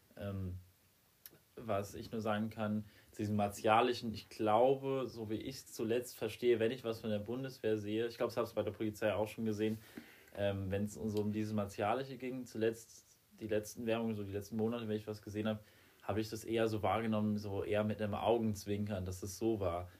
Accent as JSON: {"language": "German", "country": "Germany", "said": "bei uns in Deutschland"}